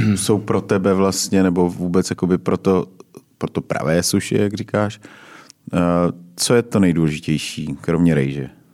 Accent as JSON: {"language": "Czech", "country": "Czechia", "said": "my obecně jako Češi"}